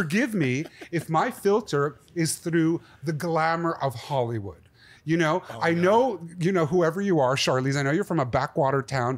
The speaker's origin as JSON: {"language": "English", "town": "Montreal", "region": "Quebec", "country": "Canada", "said": "From Montreal. I'm a Canadian. I'm a whole mix of things."}